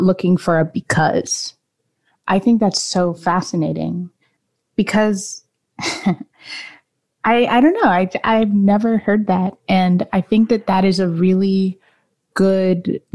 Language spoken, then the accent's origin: English; United States; being of Jamaican descent, I have felt that having that piece of culture has really influenced the way that I look at the world, given that I grew up mostly in the United States